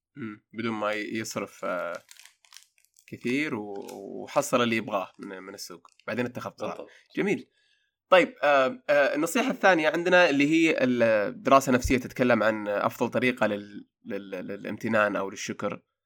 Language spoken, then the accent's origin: Arabic; Saudi Arabia; عندنا في السعودية